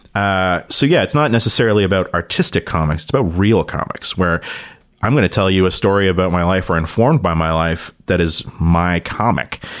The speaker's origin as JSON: {"language": "English", "town": "Toronto", "region": "Ontario", "country": "Canada", "tie": "born or raised there", "said": "growing up in Toronto"}